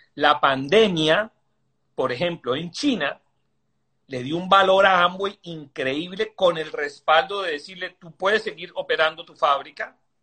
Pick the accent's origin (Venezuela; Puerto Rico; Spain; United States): Venezuela; moved away; nosotros venimos de Venezuela